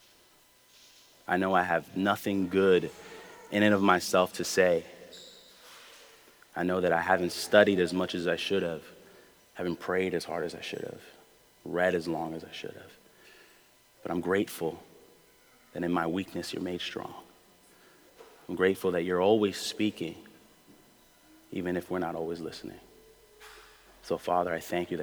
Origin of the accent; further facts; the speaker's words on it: New York City, New York, United States; I grew up in Brooklyn my whole life